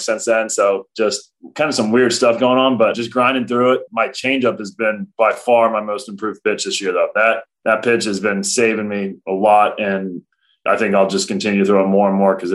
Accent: Cincinnati, Ohio, United States; now in Milwaukee, United States; Cincinnati, my hometown

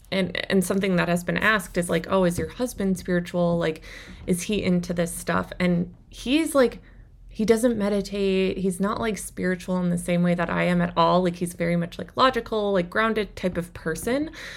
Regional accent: Minnesota, United States; I grew up in Minnesota in a smaller town

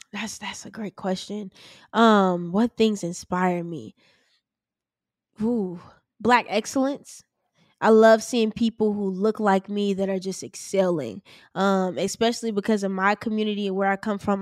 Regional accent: Chicago, Illinois, United States; I'm from Chicago

